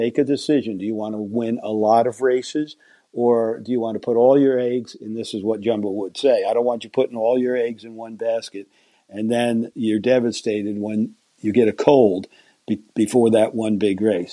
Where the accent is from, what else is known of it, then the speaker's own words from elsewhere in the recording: United States; being an American